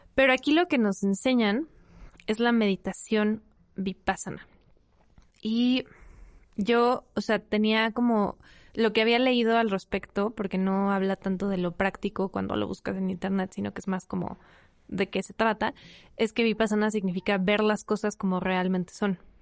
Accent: Mexico City, Mexico; soy de la Ciudad de México y me dedico al cine

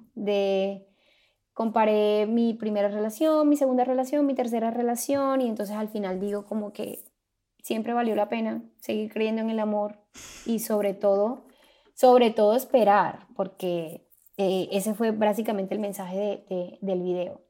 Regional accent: Santo Tomás, Atlántico, Colombia; now in United States; Soy colombiana, vengo de un pueblo llamado Santo Tomás en el departamento del Atlántico

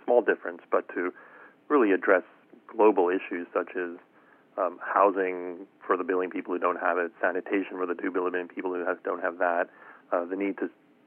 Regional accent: South Africa; moved away; I was born and raised in South Africa

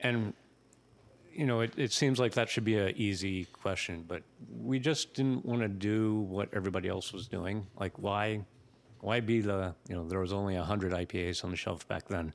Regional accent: New England, United States; also born or lived in Jacksonville, Florida; I'm, I'm from New England

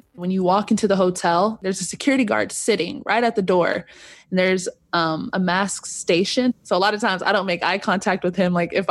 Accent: Corona, California, United States; I am from Corona, California

